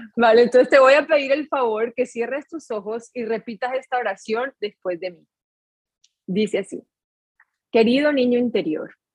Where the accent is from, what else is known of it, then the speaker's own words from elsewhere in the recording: Colombia; yo soy colombiana